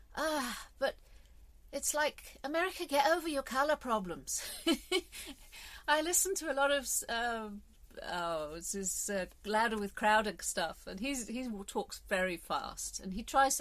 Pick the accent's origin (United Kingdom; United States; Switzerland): United Kingdom; England; I'm English